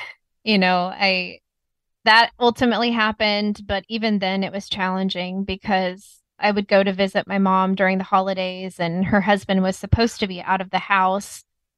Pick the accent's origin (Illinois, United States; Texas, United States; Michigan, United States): Texas, United States; also born or lived in Indiana; where I grew up with my mom and her husband, I grew up with them in Texas. And then my dad lived in Indiana.